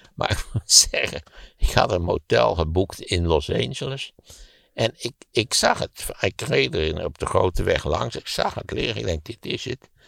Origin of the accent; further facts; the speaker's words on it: Netherlands; En dat je als Nederlander denkt, en zeker als Nederlander zoals ik